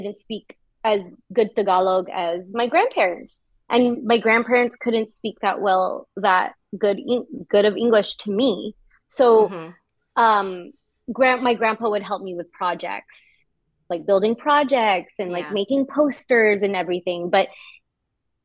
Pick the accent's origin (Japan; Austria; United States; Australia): United States; Palmdale, California; also born or lived in Los Angeles; I grew up in Palmdale. Ah. I was born in LA. Yeah, I was born in LA, but then we moved to Palmdale when I was really young.